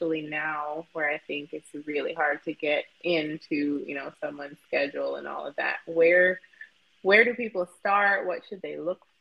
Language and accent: English; Jamaica; I grew up in Jamaica